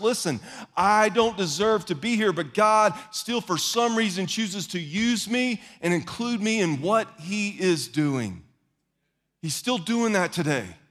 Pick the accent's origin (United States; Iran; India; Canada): United States; the South; I am also from the South, which puts me at a disadvantage when it comes to enunciation